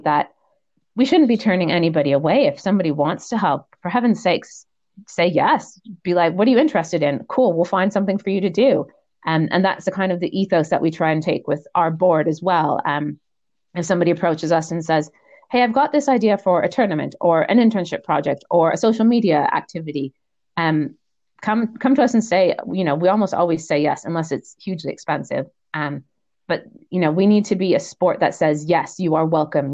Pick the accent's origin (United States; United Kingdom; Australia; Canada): Canada; moved away as an adult; also born or lived in Netherlands; I am from originally from Canada.